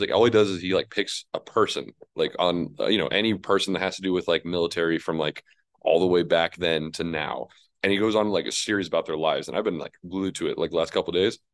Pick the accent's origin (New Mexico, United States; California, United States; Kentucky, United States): New Mexico, United States; I'm from New Mexico